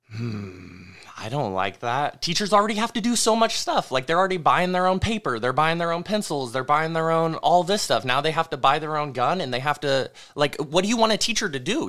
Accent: the North State, California, United States; growing up in the North State, as we all have

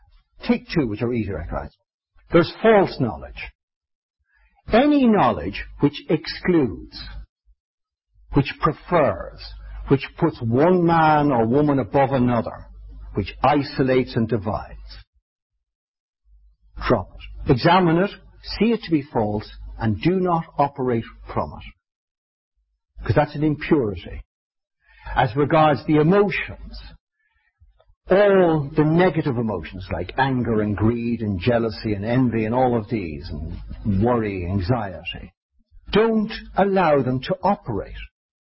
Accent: Ireland; 3 seconds was for indulgence, because I'm Irish

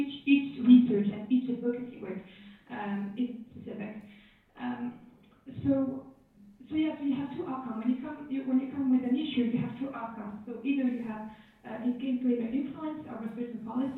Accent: Algeria; I'm from Algeria. I grew up with the idea that feminism is just a Western concept

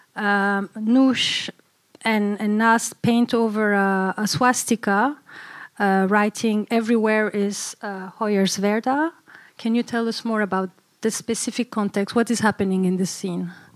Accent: Brussels, Brussels-Capital Region, Belgium; growing up in Brussels

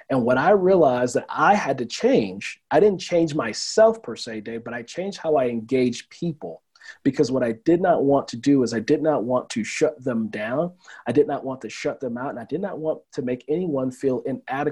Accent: Oakland, California, United States; now in Colorado, United States; When I was a kid growing up in Oakland

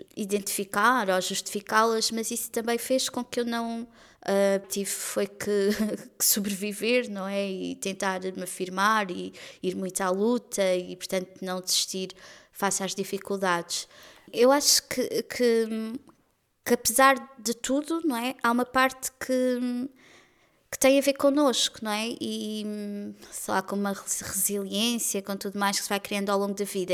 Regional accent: Lisbon, Portugal; Considero-me uma afrolisboeta, que é a cidade onde nasci, atualmente é a cidade onde vivo

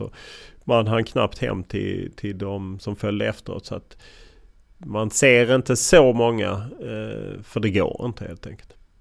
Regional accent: Lund, Skåne, Sweden; moved away as an adult; now in Stockholm, Sweden; Jag kommer från Lund och uppvuxen i Lund och stannade i Lund väldigt länge tills jag var 28 innan jag flyttade till Stockholm

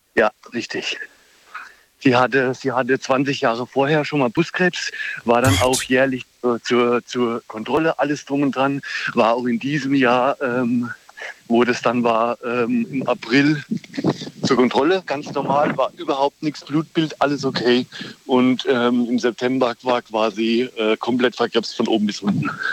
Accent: Germany; ich komme aus der Ecke Würzburg. Tauberbischofshagen, Würzburg, da die Gegend.

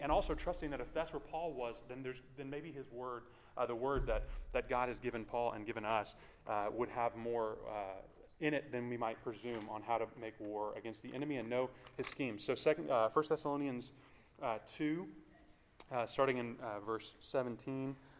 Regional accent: Houston, Texas, United States; also born or lived in Washington, D.C.; I grew up in the Clear Lake area, not too far from uh, Clear Creek

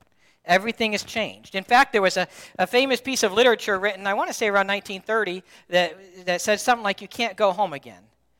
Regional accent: Dayton, Ohio, United States; moved away as an adult; also born or lived in Cincinnati, Ohio / Alliance, Ohio; now in Youngstown area, United States; Yeah, I'm from close to Kentucky, Dayton, Cincinnati.

